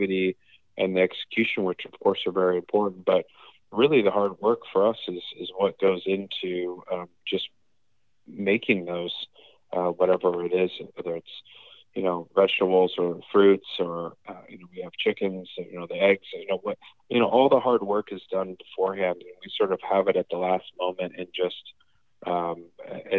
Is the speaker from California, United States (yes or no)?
yes; Los Angeles, California, United States; moved away as an adult; also born or lived in Hokkaido, Japan / United Kingdom; I grew up in Los Angeles, but was fortunate to do a lot of traveling with them